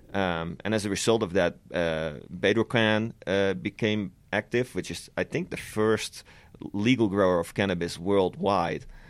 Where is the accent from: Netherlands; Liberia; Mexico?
Netherlands; moved away; back when I was still living in the Netherlands, I'm, I'm Dutch, I'm originally from the Netherlands.